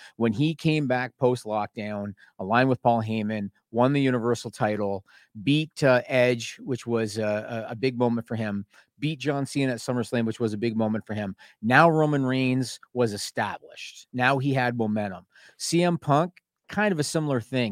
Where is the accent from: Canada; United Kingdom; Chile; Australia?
Canada; I'm Canadian